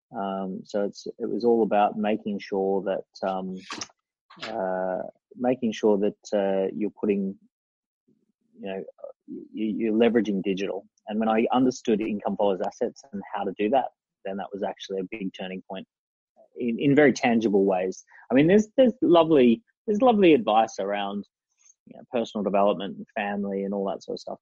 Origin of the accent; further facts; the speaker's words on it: Sunshine Coast, Queensland, Australia; I grew up on the Sunshine Coast